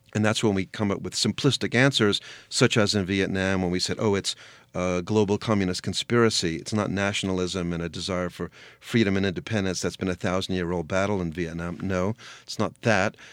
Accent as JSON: {"language": "English", "country": "United States", "said": "I'm an American Jew"}